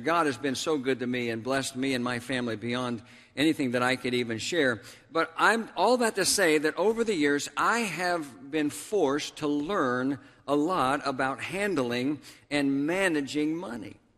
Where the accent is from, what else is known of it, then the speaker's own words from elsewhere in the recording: Tulsa, Oklahoma, United States; my hometown of Tulsa, Oklahoma